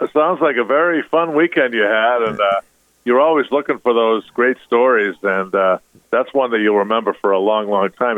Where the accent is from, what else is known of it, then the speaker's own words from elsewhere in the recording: Massachusetts, United States; my hometown quite a bit down here in Massachusetts